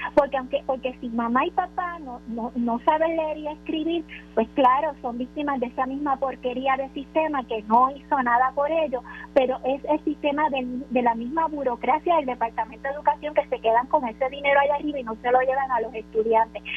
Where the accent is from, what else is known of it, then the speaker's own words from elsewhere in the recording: Puerto Rico; como en Puerto Rico eh, somos latinos